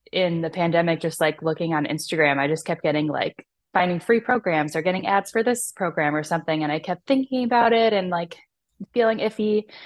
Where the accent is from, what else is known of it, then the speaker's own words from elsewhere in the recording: Chicago, Illinois, United States; in my hometown of Chicago